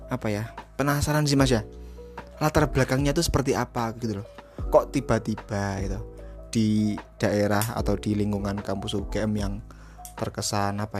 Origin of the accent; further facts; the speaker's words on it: Batang, Central Java, Indonesia; Saya itu berasal dari Batang ya.